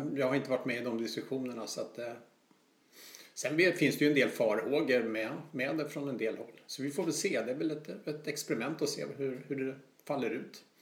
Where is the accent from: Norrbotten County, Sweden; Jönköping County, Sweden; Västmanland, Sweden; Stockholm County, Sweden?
Stockholm County, Sweden; Stockholm; som stockholmare